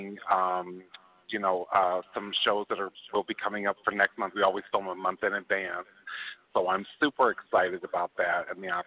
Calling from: Chicago, Illinois, United States; I'm calling from Chicago, Illinois

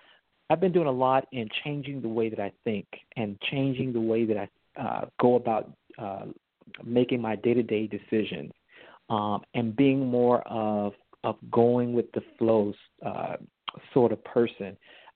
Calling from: Florida, United States; I'm calling from Florida.

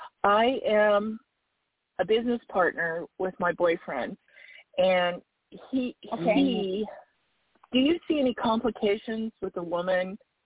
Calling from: Arizona, United States

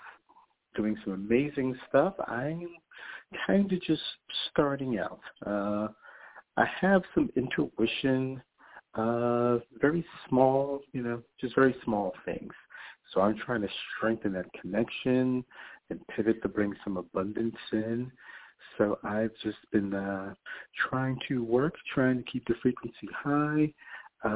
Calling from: New York, United States; I'm calling from New York

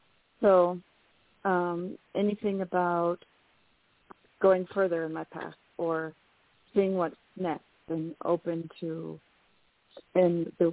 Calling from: New Mexico, United States; Hi, this is … calling from New Mexico.

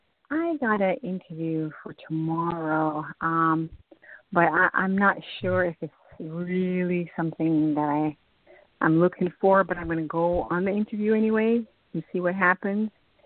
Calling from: Florida, United States; I'm calling from Florida.

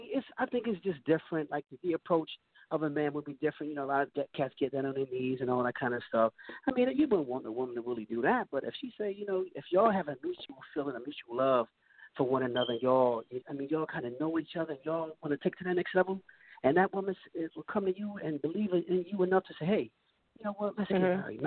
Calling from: New Castle, Delaware, United States; I'm calling from Newcastle, Delaware.

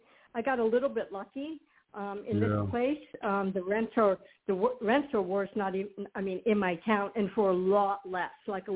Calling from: Arizona, United States

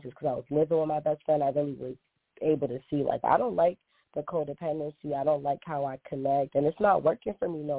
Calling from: Boston, Massachusetts, United States; I'm calling from Boston.

